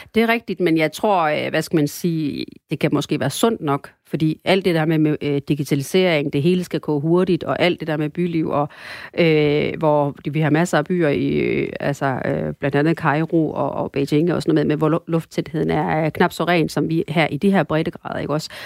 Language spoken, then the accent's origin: Danish; North Jutland, North Denmark Region, Denmark; also born or lived in Sri Lanka; now in Aarhus, Denmark; og så er jeg opvokset delvis på Nordjylland